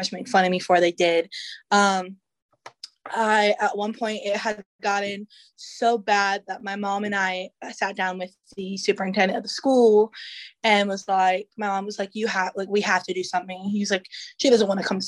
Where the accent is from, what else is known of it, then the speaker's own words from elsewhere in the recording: Newport News, Virginia, United States; Newport News is my hometown, so I love it here